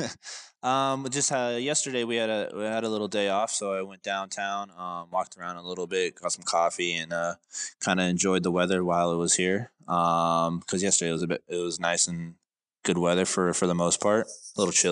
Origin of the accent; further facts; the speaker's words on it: San Diego, California, United States; moved away as an adult; also born or lived in New Zealand / Iceland; now in Chattanooga, United States; I'm from San Diego, California